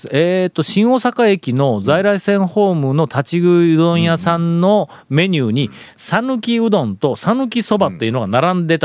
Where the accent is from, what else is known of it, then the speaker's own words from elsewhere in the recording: Takuma, Kagawa, Japan; 香川県、ええ当時の水戸代郡、はいえー、宅間町